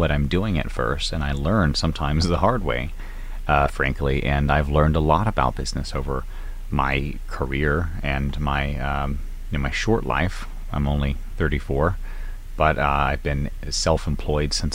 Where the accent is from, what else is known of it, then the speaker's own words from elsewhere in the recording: North Carolina, United States; moved away; back home in my home state of North Carolina